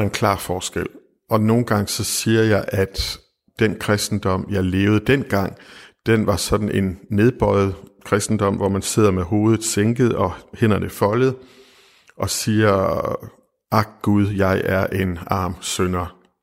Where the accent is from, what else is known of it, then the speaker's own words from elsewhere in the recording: West Jutland, Central Denmark Region, Denmark; moved away; da jeg var ung og boede i Vestjylland